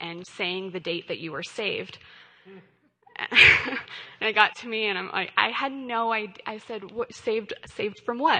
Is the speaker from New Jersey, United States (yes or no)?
no; Colorado, United States; I grew up in Colorado. I was born and raised here